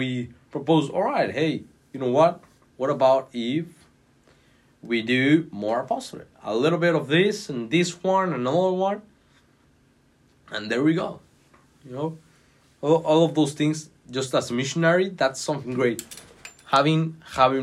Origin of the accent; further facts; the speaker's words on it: Mexico City, Mexico; moved away as an adult; now in Washington, D.C., United States; where I'm from Mexico City